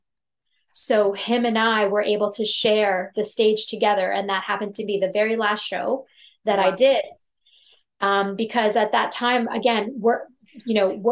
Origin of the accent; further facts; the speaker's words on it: Toronto, Ontario, Canada; I'm from Toronto, Canada